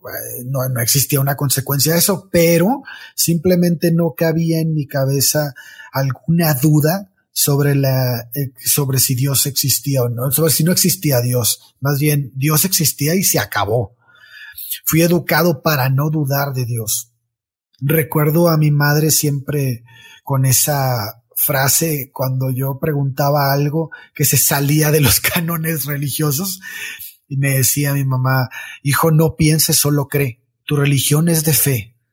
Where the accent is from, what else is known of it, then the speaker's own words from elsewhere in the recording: Mexico; como muchas personas en mi país, estamos en México